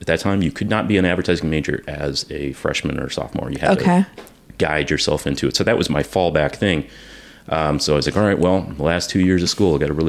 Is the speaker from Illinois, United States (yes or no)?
yes; Bloomington, Illinois, United States; also born or lived in Fairplay, Colorado / South Chicago suburbs, Illinois; now in Champaign-Urbana, United States; I actually grew up in Bloomington Normal. But then we moved in with my grandparents, who were elderly and needed assistance. My grandmother had emphysema. And so I did junior high and high school in the South Chicago suburbs